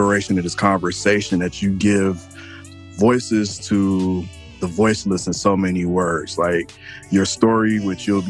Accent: Detroit, Michigan, United States; I'm a West Sider

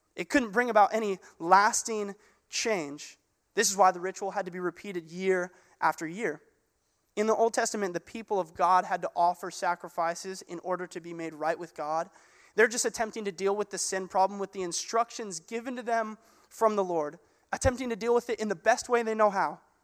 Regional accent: Gig Harbor, Washington, United States; I grew up in Gig Harbor. Uh, this is where I went to high school

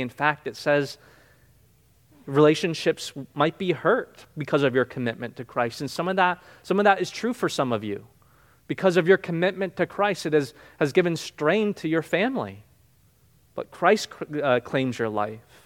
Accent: New Jersey, United States; now in Florida, United States; I grew up in New Jersey

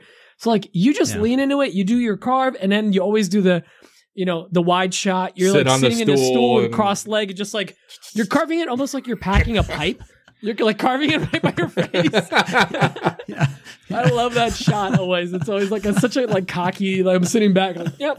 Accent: New Jersey, United States; I'm from Jersey.

